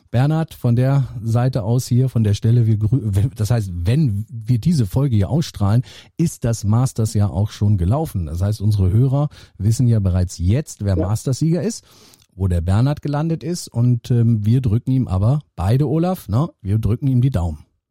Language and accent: German; North Rhine-Westphalia, Germany; ich komme ja aus Nordrhein-Westfalen ähm, gebürtig